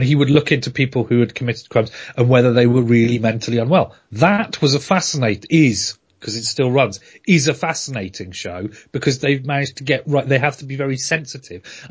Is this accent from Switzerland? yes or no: no; United Kingdom; I'm British